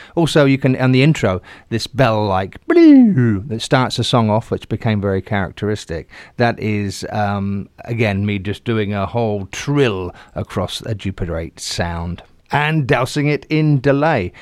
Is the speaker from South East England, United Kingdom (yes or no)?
yes; Southampton, South East England, United Kingdom; my hometown is Southampton